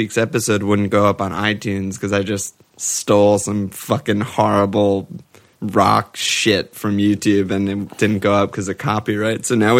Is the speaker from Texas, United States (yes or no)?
no; New York, United States; accent: American; we're both from New York.